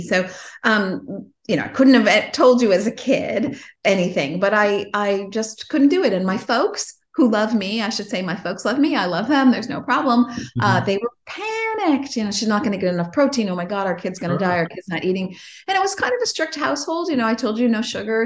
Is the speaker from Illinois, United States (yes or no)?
yes; Chicago, Illinois, United States; also born or lived in Los Angeles; I grew up in Chicago